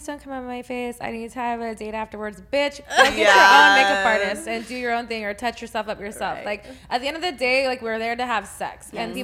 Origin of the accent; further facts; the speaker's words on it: Texas, United States; I'm from Texas.